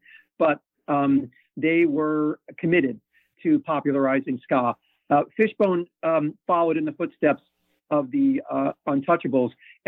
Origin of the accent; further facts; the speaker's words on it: New York, United States; You know, growing up in the New York ska scene, there were bands that were very influential to me.